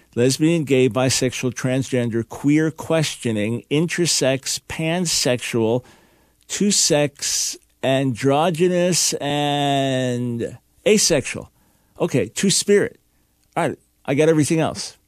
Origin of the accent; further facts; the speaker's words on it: Long Island, New York, United States; moved away; also born or lived in Pensacola, Florida; New York Jew, born in New York City, raised on Long Island